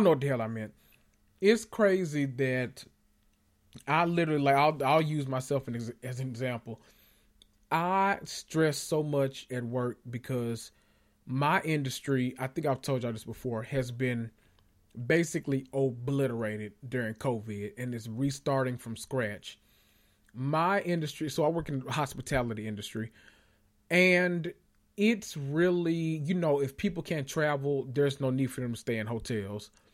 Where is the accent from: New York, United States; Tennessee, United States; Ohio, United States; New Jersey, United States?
Tennessee, United States; Memphis; I'm from Memphis